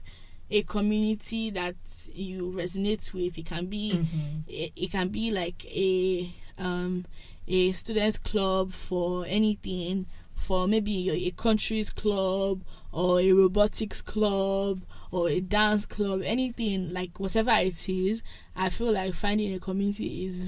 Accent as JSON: {"language": "English", "country": "Nigeria", "moved": "as an adult", "lives_now": "Toronto, Canada", "said": "I'm Nigerian"}